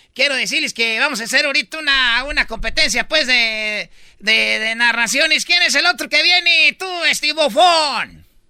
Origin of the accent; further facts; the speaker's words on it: Michoacán, Mexico; Yo soy, pues, de Michoacán